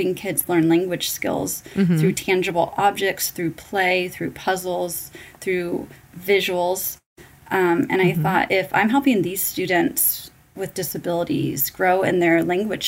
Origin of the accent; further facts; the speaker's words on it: California, United States; moved away as an adult; now in Arizona, United States; I was born and raised in California, and I moved out to Arizona in 2006